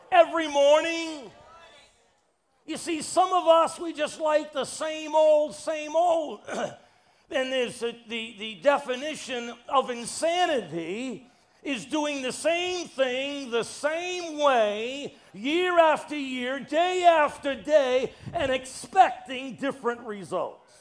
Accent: New York City, New York, United States; I'm from New York City. We make it real.

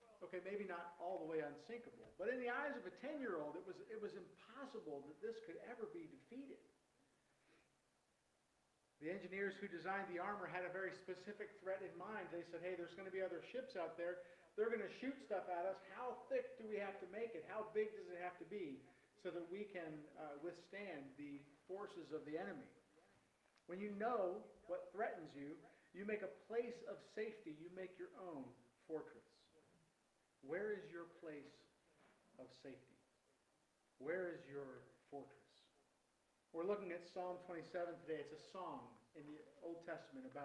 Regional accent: Virginia, United States; I grew up in Virginia

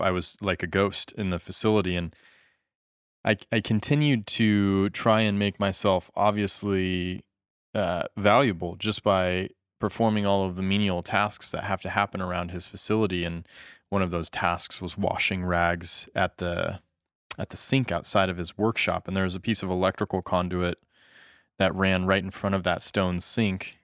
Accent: United States; moved away; also born or lived in Japan; as an American

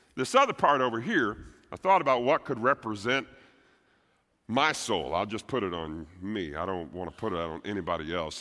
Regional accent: Texas, United States; I'm a Texan first

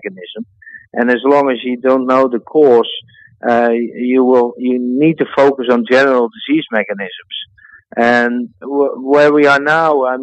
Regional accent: Netherlands; my home country in the Netherlands

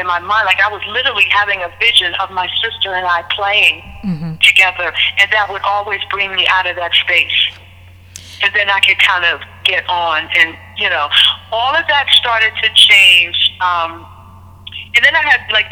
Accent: Pittsburgh, Pennsylvania, United States; moved away as an adult; also born or lived in Trenton, New Jersey; I was born and raised in Pittsburgh, but I left Pittsburgh in 1988 after I, you know, went to college

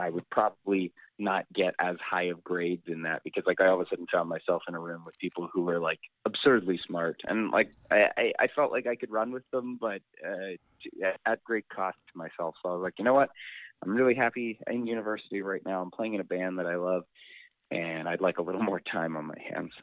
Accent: Calgary, Alberta, Canada; now in Vancouver, Canada; I grew up in Calgary, and when I first moved here

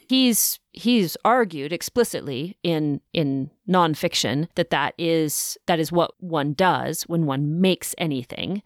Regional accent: the West, United States; I grew up in the West

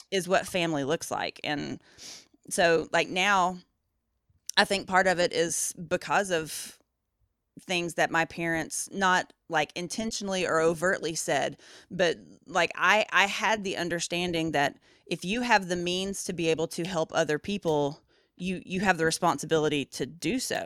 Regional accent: Appalachia, Southeast Tennessee, United States; moved away; also born or lived in Louisville; we grew up in Appalachia, my mom's side of the family, so, like, Southeast Tennessee, up in the mountains

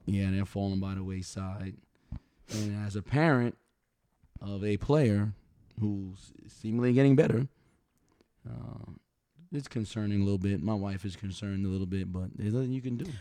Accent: New York City, New York, United States; I'm from New York City, man, where metal detectors were in schools

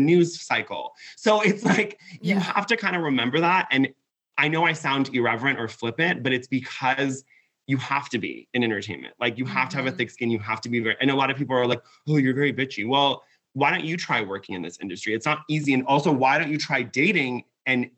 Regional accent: Laguna Beach, California, United States; moved away as an adult; now in Los Angeles, United States; I grew up in Laguna Beach. So I grew up in Orange County.

